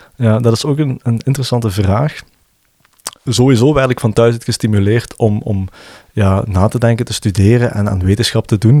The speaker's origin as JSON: {"language": "Dutch", "area": "Limburg", "region": "Flanders", "country": "Belgium", "said": "ik ben een Limburger"}